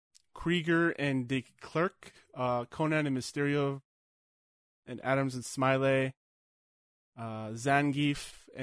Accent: Canada

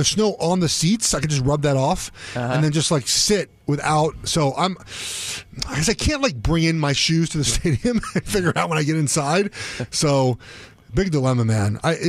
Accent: Los Angeles, California, United States; also born or lived in Oregon / Charlotte / Minnesota / Kansas City; I'm from Los Angeles. I went to school at Oregon. It snowed like once a year in Oregon, in Eugene.

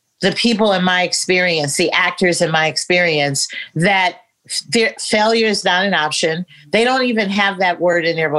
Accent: San Francisco, California, United States; I'm coming from San Francisco

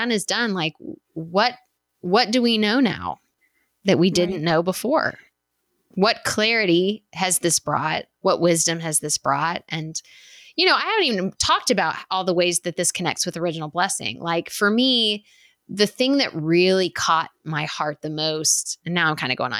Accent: West Texas, United States; I grew up in West Texas

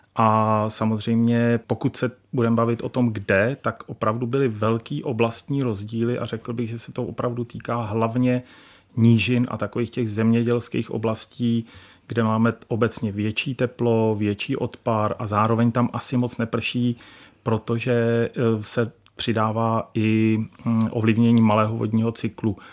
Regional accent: Czechia; Já jsem eh, z Podbrdská, tam ty vlhké louky

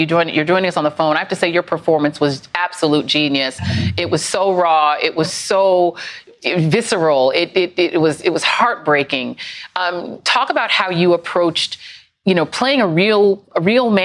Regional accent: New York, United States; I'm from New York as well

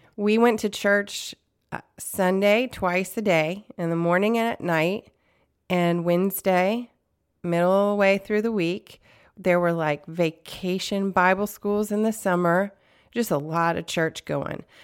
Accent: the South, United States; I grew up in the South

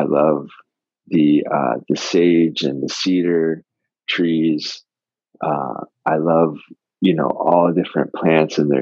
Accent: Florida, United States; I grew up in Florida.

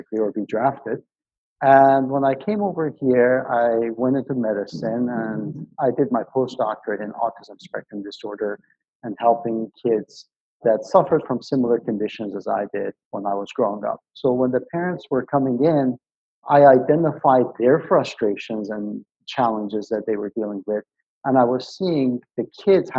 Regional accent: Iran; moved away; I actually grew up in Iran

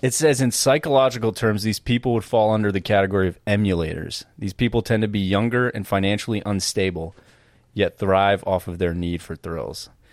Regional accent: East Coast, United States; moved away; also born or lived in Massachusetts; growing up on the East Coast and then living in the West Coast

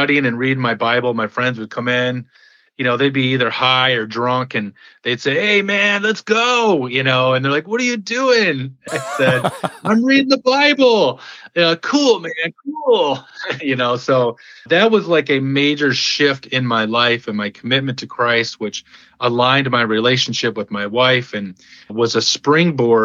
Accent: Michigan, United States; I grew up in Michigan, where I was born and raised

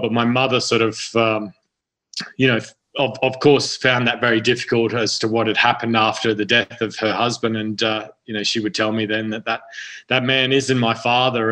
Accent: central Queensland, Australia; also born or lived in Sydney, New South Wales; now in Arizona, United States; my family's mm-hmm. moved out to central Queensland to a very uh, remote part of the country

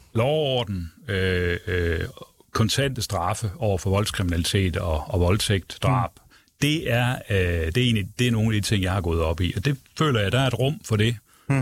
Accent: Aarhus, Central Denmark Region, Denmark; moved away; Jeg kommer jo selv fra Jylland og oprindeligt.

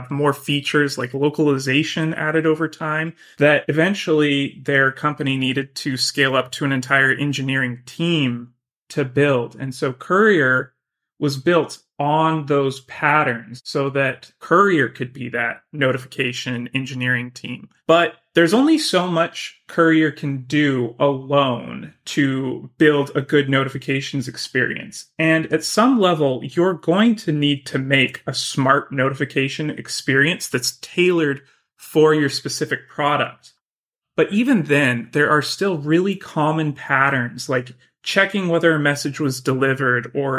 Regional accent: Boise, Idaho, United States; now in San Francisco, United States; I'm originally from Boise, Idaho.

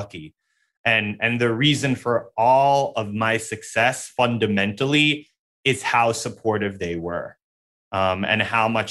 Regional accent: New York City, New York, United States; I grew up in New York City. So even though I grew up in Queens

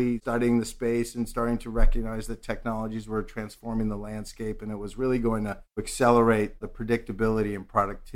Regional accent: New York City, New York, United States; I'm a native New Yorker. I grew up on the Upper West Side

